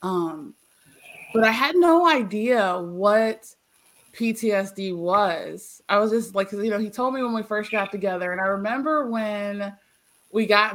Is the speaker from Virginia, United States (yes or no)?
yes; Eastern Shore, Virginia, United States; I'm from Virginia, born and raised, and then I left here. I'm a country girl.